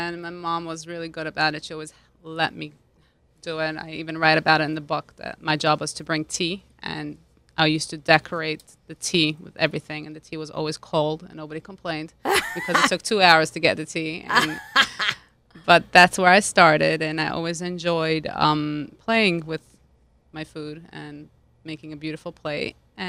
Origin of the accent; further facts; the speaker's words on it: Lugano, Ticino, Switzerland; I grew up in Lugano, Switzerland. That's on the border with Italy. It's literally a 15-minute bike ride, I should say, to the border.